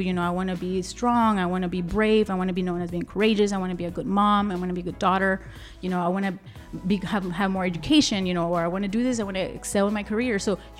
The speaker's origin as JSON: {"language": "English", "town": "Laredo", "region": "Texas", "country": "United States", "tie": "born or raised there", "also_born_or_lived": "Austin", "said": "You know, it just happened because I lived in Austin. I was born and raised here in Laredo."}